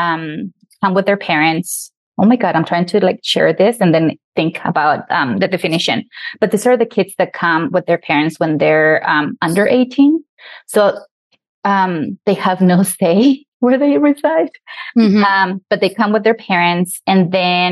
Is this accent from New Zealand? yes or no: no; Mexico; also born or lived in Wyoming; now in Colorado, United States; I'm an immigrant. I was born in Mexico. I've been in this country for over 30 years